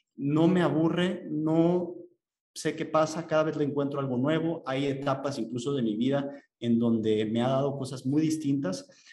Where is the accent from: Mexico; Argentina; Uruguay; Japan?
Mexico